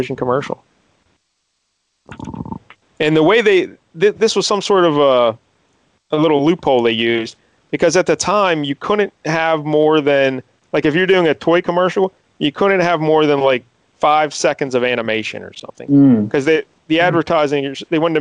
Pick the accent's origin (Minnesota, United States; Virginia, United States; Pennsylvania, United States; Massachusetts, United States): Pennsylvania, United States; Pittsburgh; my hometown Pittsburgh team.